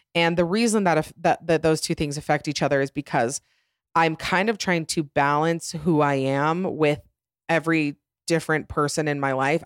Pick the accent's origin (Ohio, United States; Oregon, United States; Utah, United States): Utah, United States; also born or lived in Atlanta, Georgia; we moved here to Utah. Then we moved around a little bit, but, uh, mostly been Utah